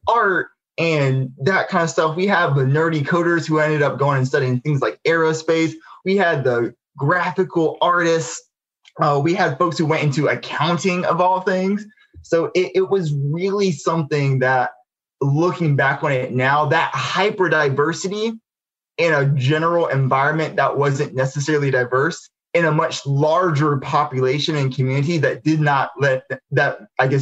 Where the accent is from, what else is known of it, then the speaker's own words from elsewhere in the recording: Albany, Georgia, United States; I grew up in Albany, Georgia. So this is, you know, Southwest Georgia